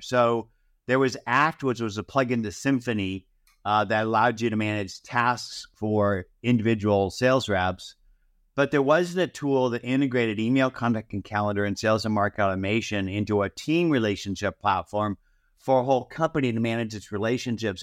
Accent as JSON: {"language": "English", "town": "Los Angeles", "region": "California", "country": "United States", "tie": "born or raised there", "also_born_or_lived": "Arleta, San Fernando Valley / Santa Monica", "said": "I grew up originally in Hancock Park"}